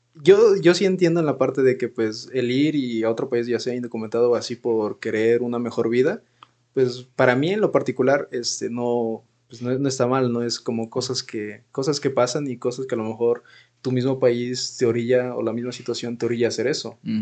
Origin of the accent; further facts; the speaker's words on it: Mexico; como mexicanos